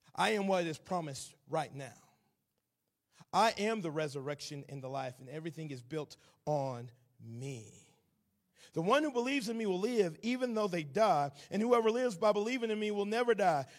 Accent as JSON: {"language": "English", "town": "Atlanta", "region": "Georgia", "country": "United States", "accent": "southern", "moved": "yes", "lives_now": "Nashville, United States", "said": "I am originally from Atlanta, Georgia. I currently live in Nashville, Tennessee. Hopefully my southern accent is not too thick"}